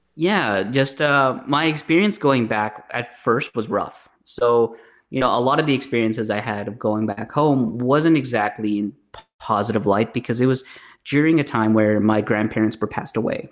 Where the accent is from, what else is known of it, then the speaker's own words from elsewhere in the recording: Bambang, Nueva Vizcaya, Philippines; now in Canada; I was originally born in the Philippines, uh, in a small province town called Bambang